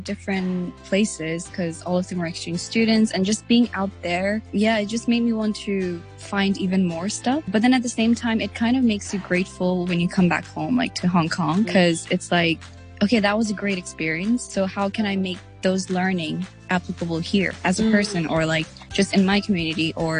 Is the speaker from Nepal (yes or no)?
yes; Nepal; English is a second language; I've never lived in a village in Nepal, even though I am from Nepal, and I'm quite detached from, like, I guess the community in Nepal